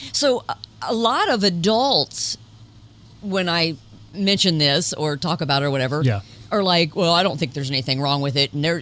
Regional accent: Indiana, United States; we're a Hoosier

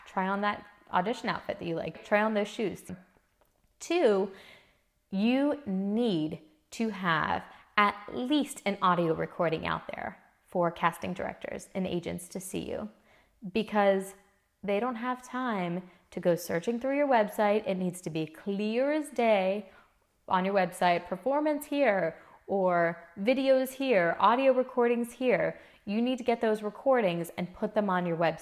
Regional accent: Midwest, United States; I'm from the Midwest

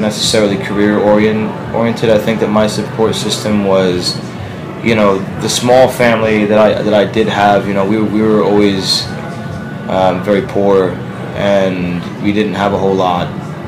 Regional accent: Ridgewood, New Jersey, United States; born or raised there

